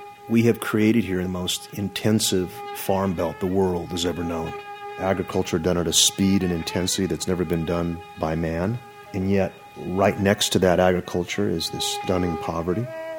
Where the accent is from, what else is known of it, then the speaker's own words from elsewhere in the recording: Fresno, California, United States; moved away; I grew up in Fresno.